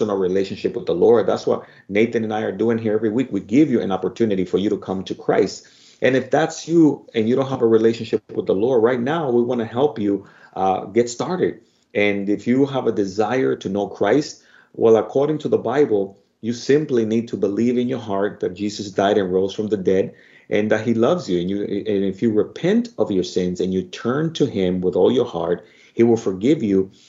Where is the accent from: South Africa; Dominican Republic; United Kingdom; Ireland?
Dominican Republic; accent: Spanish Dominican; my Spanish Dominican accent